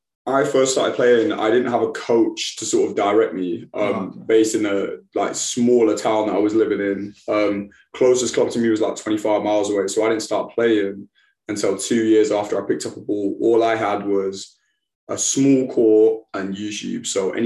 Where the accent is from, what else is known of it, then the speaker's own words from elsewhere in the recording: United Kingdom; I had some hard training sessions as a British guy going to those sessions.